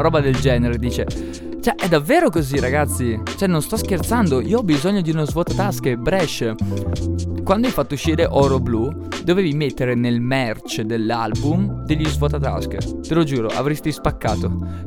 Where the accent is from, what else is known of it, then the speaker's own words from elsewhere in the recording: Upper Mantua area, Lombardy, Italy; nelle nostre parti alto mantovano